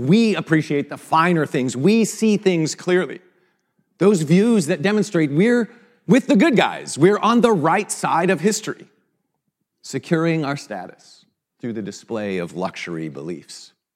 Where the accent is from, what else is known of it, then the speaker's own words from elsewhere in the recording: Vancouver, British Columbia, Canada; moved away; a Canadian from Vancouver